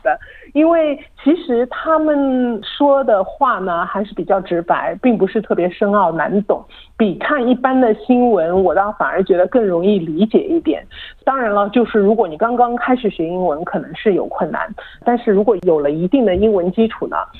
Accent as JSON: {"language": "Chinese", "country": "China", "tie": "born or raised there", "moved": "as an adult", "lives_now": "Australia", "said": "毕竟是土生土长的中国人"}